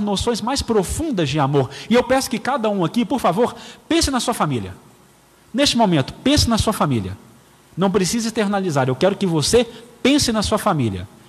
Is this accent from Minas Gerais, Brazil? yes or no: yes; Patos de Minas, Minas Gerais, Brazil; moved away; also born or lived in Belo Horizonte; Eu sou nascido em Belo Horizonte, porém não criado em Belo Horizonte. Sete meses de idade, eu fui para Patos de Minas, então eu sou patense